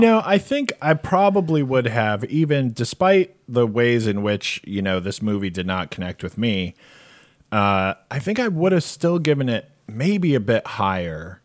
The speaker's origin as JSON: {"language": "English", "region": "Arizona", "country": "United States", "tie": "born or raised there", "said": "I grew up in Arizona"}